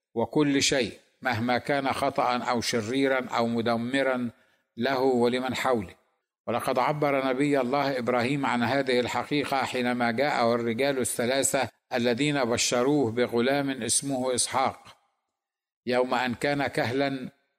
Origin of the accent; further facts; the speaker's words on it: Egypt; لنا كمصريين